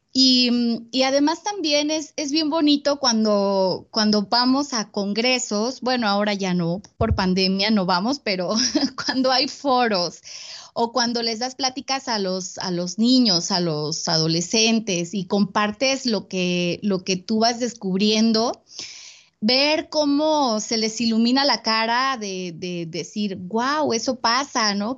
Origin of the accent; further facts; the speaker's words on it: Veracruz, Mexico; yo soy originaria de Veracruz